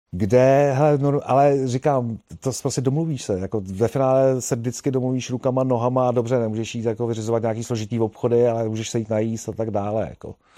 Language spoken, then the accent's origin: Czech; Prague, Czechia; jsem kluk z Prahy a vlastně tam eh, za mého dětství se nejezdilo na fichtlech